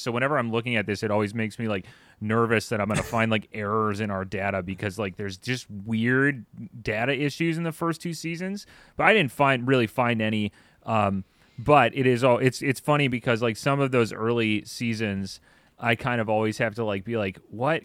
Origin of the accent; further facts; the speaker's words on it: Midwest, United States; we're from the Midwest